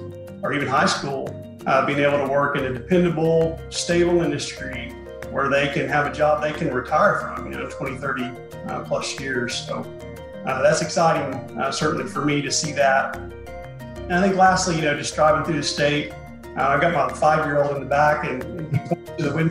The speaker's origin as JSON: {"language": "English", "region": "Southwest Oklahoma", "country": "United States", "tie": "born or raised there", "said": "So I grew up in Southwest Oklahoma. I'm a native Oklahoman"}